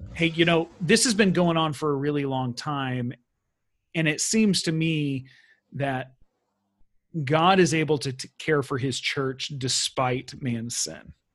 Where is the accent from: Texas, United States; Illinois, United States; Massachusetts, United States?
Texas, United States; being American or Texan